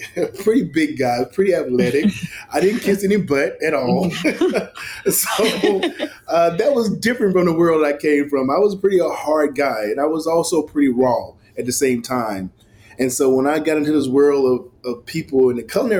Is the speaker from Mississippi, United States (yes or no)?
yes; Mississippi, United States; moved away; growing up in Mississippi